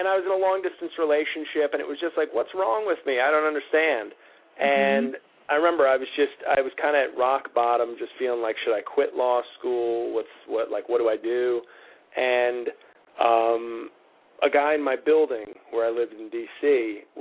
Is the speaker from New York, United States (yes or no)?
yes; New York City, New York, United States; Oh, I grew up in New York. I grew up in oh, uh, in, okay. in the Riverdale section of the Bronx